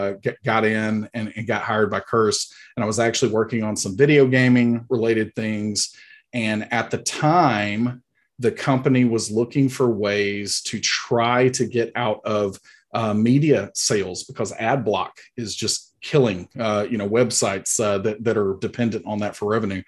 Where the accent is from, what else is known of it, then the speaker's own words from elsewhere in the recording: Huntsville, Alabama, United States; accent: Alabama; I am from Huntsville, Alabama. This is a very authentic Alabama accent going on right here.